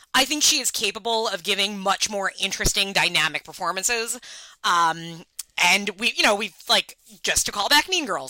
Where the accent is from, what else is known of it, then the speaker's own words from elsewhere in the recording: New York, United States; me being a New Yorker